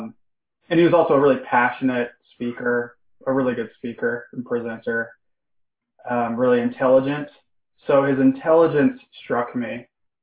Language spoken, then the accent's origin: English; Salt Lake City, Utah, United States; I'm from Salt Lake City, Utah, and nobody I knew at the time was interested in those things.